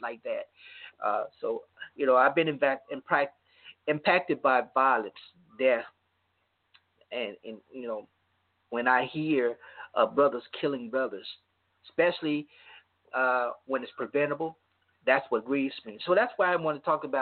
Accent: Louisiana, United States; my hometown in Louisiana

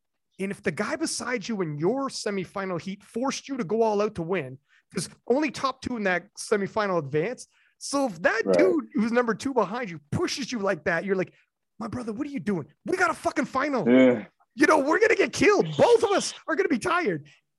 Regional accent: Canada; even though I'm Canadian

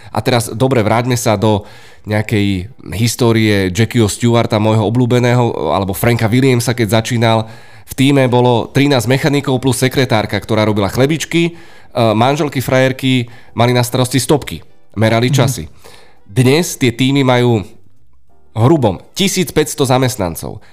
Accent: Bratislava, Bratislava Region, Slovakia; Z Petržalky.

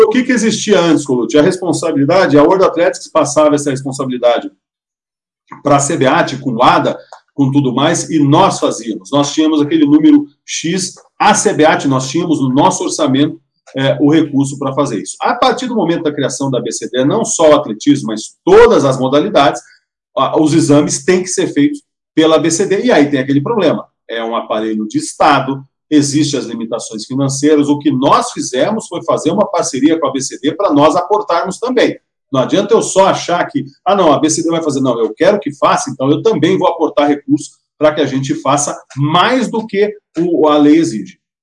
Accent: Londrina, Paraná, Brazil

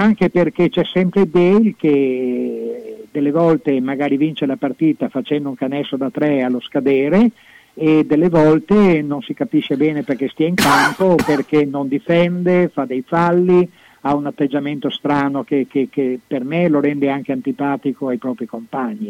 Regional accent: Venice, Veneto, Italy; now in Bologna, Italy; i miei natali sia eh, eh propri, veri che sportivi sono nati a Venezia

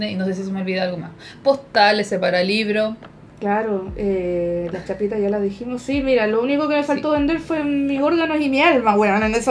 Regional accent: Valparaíso, Chile; somos de Valparaíso

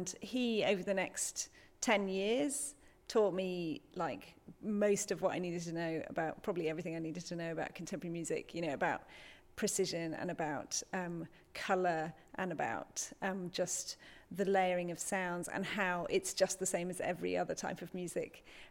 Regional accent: Newcastle upon Tyne, North East England, United Kingdom; I'm from Newcastle.

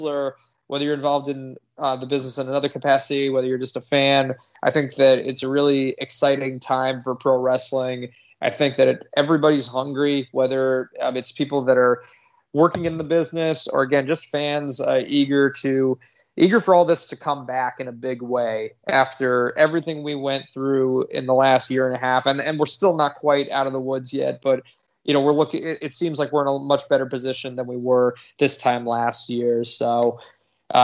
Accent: Connecticut, United States; I'm from Connecticut. I'm a native.

